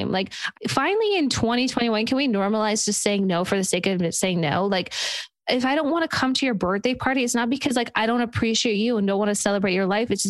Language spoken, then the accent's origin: English; New York, United States; I'm from New York, so I'm very loud and I make sure I'm heard all the time.